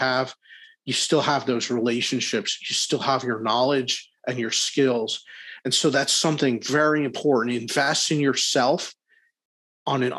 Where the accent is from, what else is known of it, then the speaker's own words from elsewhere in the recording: Philadelphia, Pennsylvania, United States; I'm a Philly guy, I'm from Philadelphia